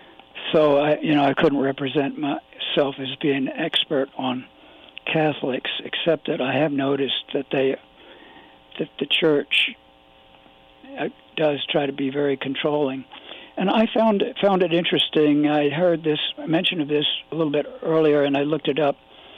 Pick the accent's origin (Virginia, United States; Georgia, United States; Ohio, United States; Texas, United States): Virginia, United States; I was raised in Virginia, and I didn't know until I was in my late teens that some of my friends had been Jewish and some had been Catholic, because in my part of Virginia